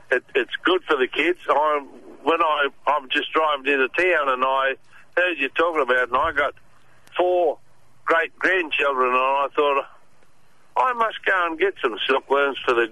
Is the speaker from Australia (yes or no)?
yes; Grafton, New South Wales, Australia; now in Rosebrook, Australia; I come from Grafton originally